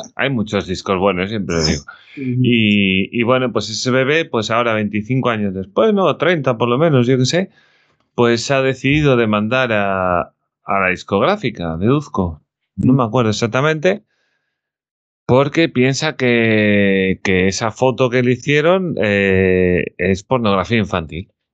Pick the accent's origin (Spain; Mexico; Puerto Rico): Spain; como español